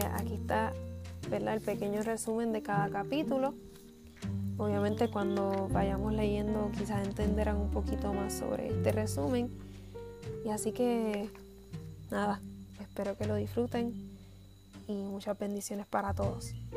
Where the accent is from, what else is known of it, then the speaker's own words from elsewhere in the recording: Puerto Rico; Soy puertorriqueña